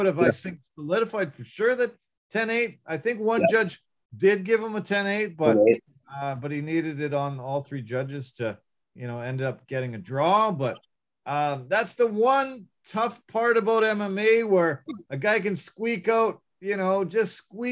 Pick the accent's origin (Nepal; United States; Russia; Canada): Canada; we're Canadian